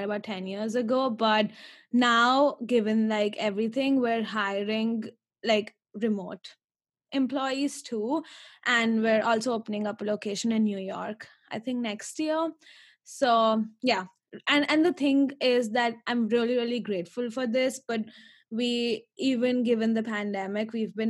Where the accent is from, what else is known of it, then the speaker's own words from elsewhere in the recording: India; moved away as an adult; I'm originally from India and I've been here for 4 years.